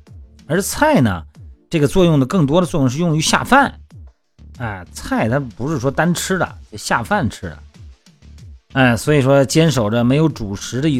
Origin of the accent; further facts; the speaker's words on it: Shandong, China; now in Hainan, China; 你看我们老家山东哈